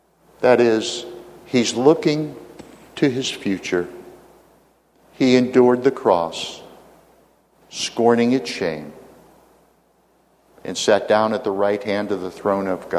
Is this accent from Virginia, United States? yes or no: yes; Virginia, United States; my home state of Virginia